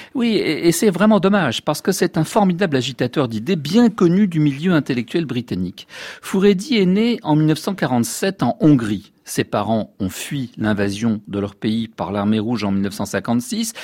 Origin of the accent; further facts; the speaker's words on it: France; chez nous en France